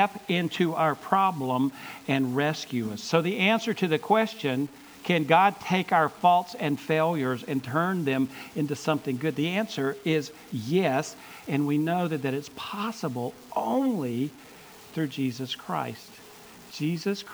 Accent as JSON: {"language": "English", "town": "Gaffney", "region": "South Carolina", "country": "United States", "tie": "born or raised there", "said": "I grew up in Gaffney, South Carolina, so what, an hour and 15 minutes from here"}